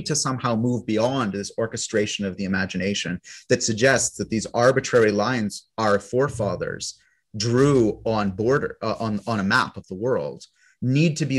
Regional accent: Canada; Those of us who are born as Canadian citizens

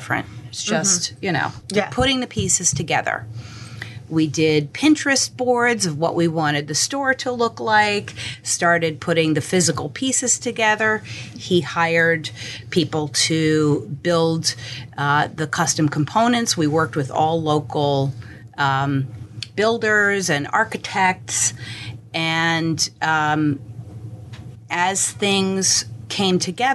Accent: New York City, New York, United States; So I grew up in New York, mm-hmm. in Manhattan, with two parents who were artists

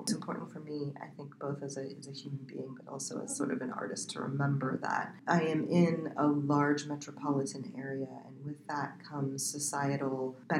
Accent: Iowa, United States; also born or lived in Colorado; I'm actually from Iowa.

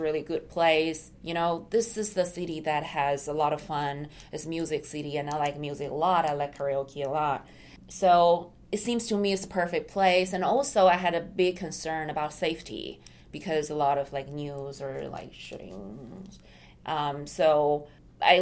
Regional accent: China; moved away as an adult; also born or lived in Japan; now in United States; Originally, I come from China

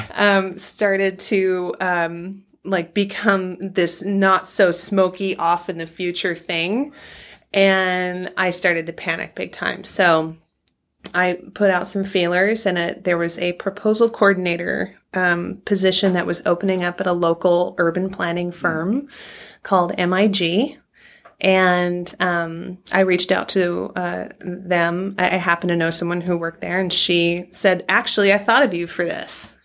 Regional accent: California, United States; now in Oregon, United States; I grew up in California

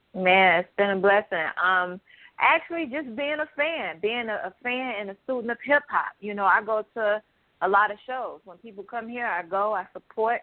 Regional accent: Chicago, Illinois, United States; young black women growing up in Chicago

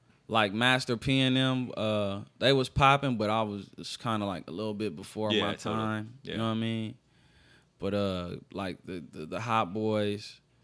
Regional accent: Los Angeles, California, United States; accent: Los Angeles; So I had to get myself into my full Los Angeles sound.

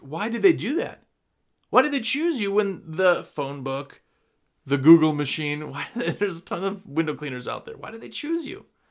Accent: Wisconsin, United States; also born or lived in New Jersey; I'm from Wisconsin

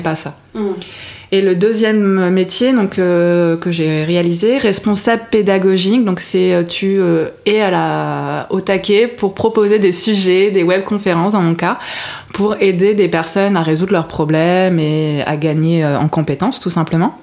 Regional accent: France; also born or lived in Montreal, Canada; je viens d'origine, je suis d'origine de Bourgogne, ah. Lyon exactement

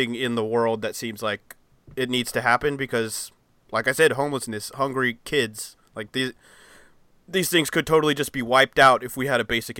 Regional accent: United States; as an American

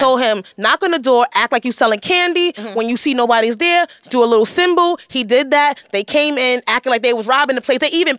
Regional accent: New York, United States; Well, I grew up in Hell's Kitchen, so I never seen it, so I'm amused.

